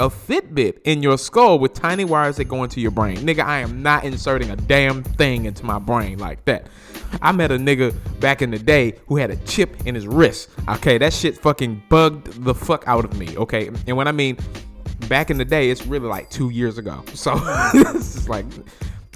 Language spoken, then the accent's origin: English; New Orleans, Louisiana, United States; accent: New Orleans; my New Orleans accent